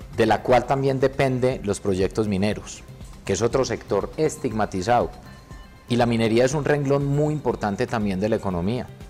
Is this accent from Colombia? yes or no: yes; Colombia